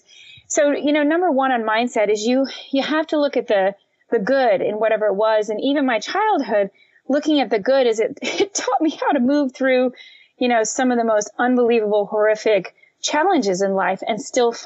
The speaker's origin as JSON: {"language": "English", "region": "Florida Keys", "country": "United States", "tie": "born or raised there", "said": "We grew up in the Florida Keys"}